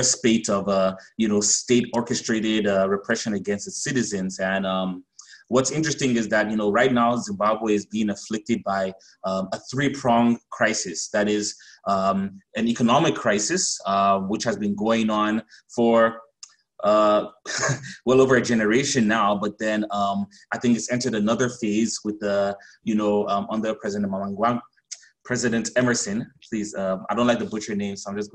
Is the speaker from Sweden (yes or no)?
no; Cameroon; also born or lived in South Africa; now in Cape Town, South Africa; I am originally from Cameroon, so I have West and Central African insight